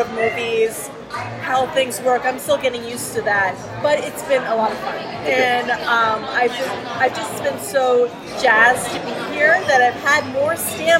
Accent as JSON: {"language": "English", "region": "Massachusetts", "country": "United States", "said": "But I'm from Massachusetts."}